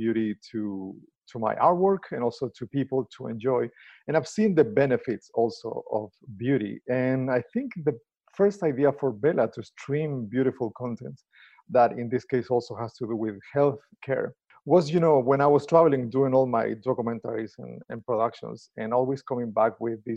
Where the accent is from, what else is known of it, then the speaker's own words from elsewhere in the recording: Chile; moved away as an adult; also born or lived in Argentina; now in United States; I'm originally from Chile.